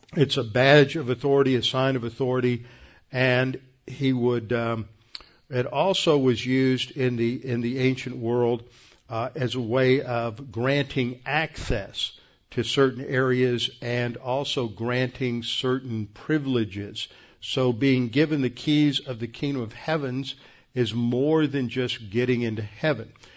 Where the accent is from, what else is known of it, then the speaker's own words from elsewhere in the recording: United States; as American evangelicals